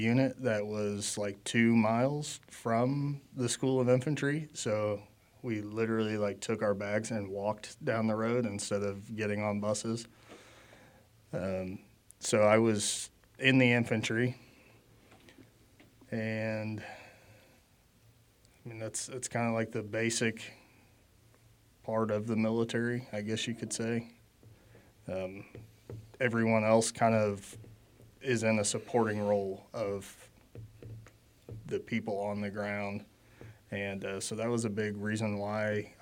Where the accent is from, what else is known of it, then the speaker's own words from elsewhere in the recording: Oak Grove, Missouri, United States; I'm from Oak Grove, Missouri. It's about 30 minutes to the east of Kansas City